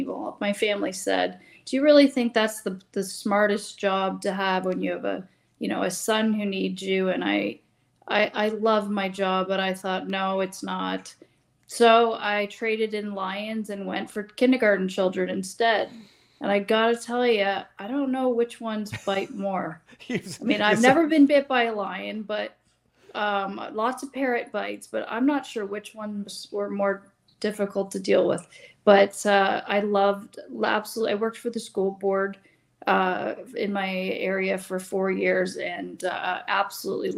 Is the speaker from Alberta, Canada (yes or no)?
no; Mount Albert, Ontario, Canada; now in Bradford, Canada; Right now I'm from Bradford, but I used to be from Mount Albert, Ontario, which is a small town